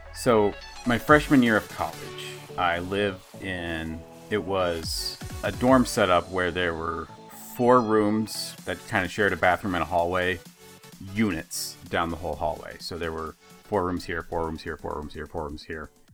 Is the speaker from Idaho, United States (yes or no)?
yes; Idaho, United States; Growing up in Idaho